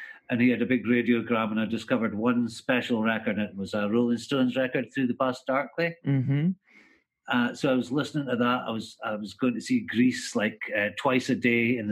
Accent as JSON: {"language": "English", "town": "Aberdeen", "region": "Scotland", "country": "United Kingdom", "tie": "born or raised there", "said": "It's my hometown. Never quite got up the momentum to get out of here"}